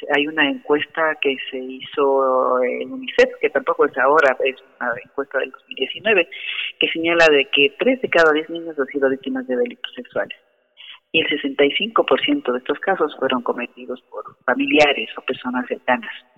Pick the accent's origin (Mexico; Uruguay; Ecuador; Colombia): Ecuador; como ecuatorianos